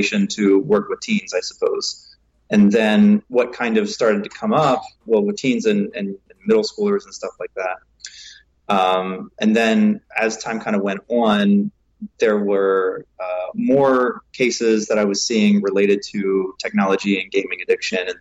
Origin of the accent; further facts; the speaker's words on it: Gettysburg, Pennsylvania, United States; moved away as an adult; also born or lived in Baltimore, Maryland / Pittsburgh, Pennsylvania; now in Seattle, United States; born in Baltimore, grew up outside of Gettysburg, Pennsylvania, and went to school in Pittsburgh and went to college in Pittsburgh and then did grad school out here in Seattle and decided to stay here